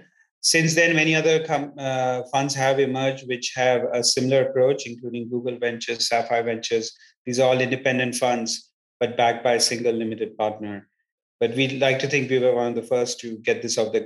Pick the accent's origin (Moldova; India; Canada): India; moved away as an adult; also born or lived in England / United States; now in Palo Alto, United States; I was born in England, brought up in India, did my grad studies in the United States and have lived in three separate continents for significant periods of my life and time.